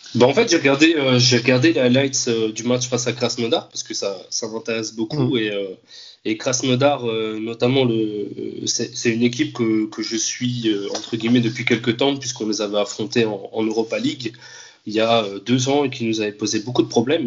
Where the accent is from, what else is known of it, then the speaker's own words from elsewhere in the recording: France; also born or lived in Andalusia; bien que j'ai grandi en France, donc moi n'ai pas grandi en Espagne